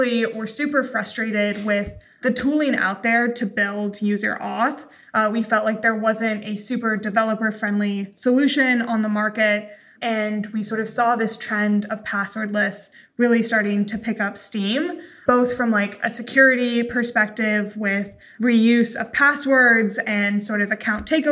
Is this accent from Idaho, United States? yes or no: yes; Idaho, United States; I grew up in Idaho.